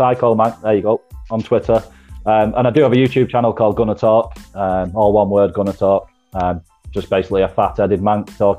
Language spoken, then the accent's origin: English; Manchester, North West England, United Kingdom; Nitram, that's where I'm from, mate. That's my area code, 0161.